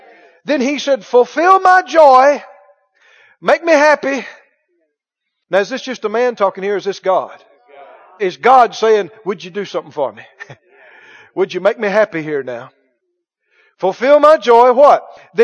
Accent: Mississippi, United States; I'm from Mississippi. And I've done split a lot of firewood in my time.

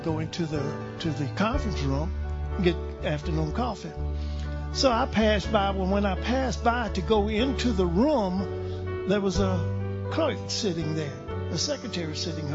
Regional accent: Louisiana, United States; I'm from Louisiana

